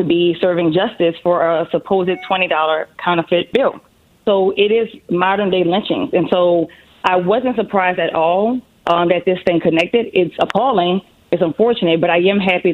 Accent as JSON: {"language": "English", "town": "New Orleans", "region": "Louisiana", "country": "United States", "tie": "born or raised there", "said": "I'm from New Orleans. So that's where the beautiful accent comes from"}